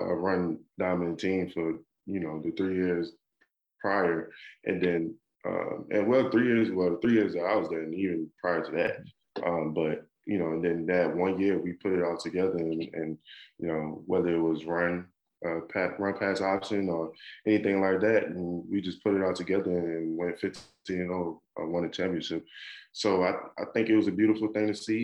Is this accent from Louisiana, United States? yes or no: yes; New Orleans, Louisiana, United States; I'm from New Orleans